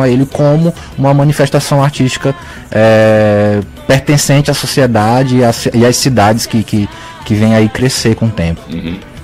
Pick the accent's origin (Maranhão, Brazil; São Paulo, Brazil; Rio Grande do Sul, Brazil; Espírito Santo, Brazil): Maranhão, Brazil; Tuntum; also born or lived in Pará; now in São Luís, Brazil; Eu nasci no Pará, mas fui muito criança pro interior do Maranhão, cidade de Tuntum, no Maranhão.